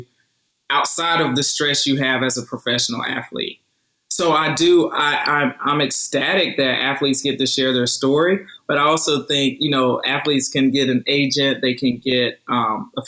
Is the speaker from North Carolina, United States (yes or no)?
yes; Roseboro, North Carolina, United States; back in my hometown of Roseboro, North Carolina